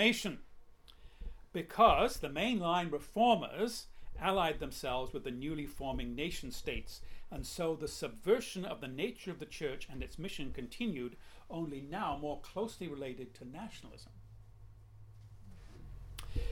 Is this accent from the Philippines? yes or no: no; England, United Kingdom; moved away; I'm an English person